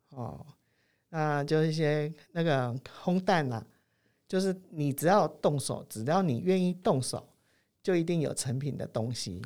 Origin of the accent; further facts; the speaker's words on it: Taiwan; 我们台湾人